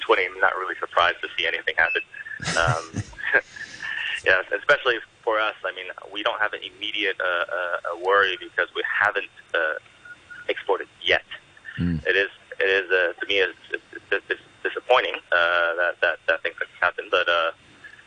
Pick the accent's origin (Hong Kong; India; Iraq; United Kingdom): Hong Kong; also born or lived in San Francisco / Japan; I grew up in Hong Kong, but I did learn the craft in San Francisco